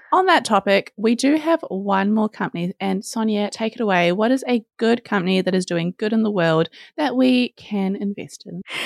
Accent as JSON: {"language": "English", "country": "New Zealand", "said": "we're from New Zealand"}